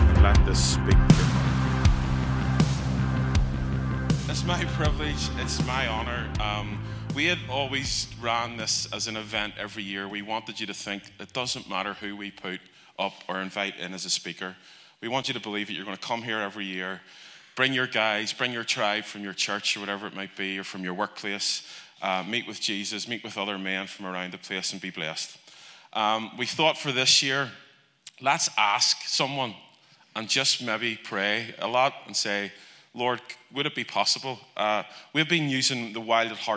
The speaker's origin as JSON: {"language": "English", "region": "Northern Ireland", "country": "United Kingdom", "said": "we're from Northern Ireland"}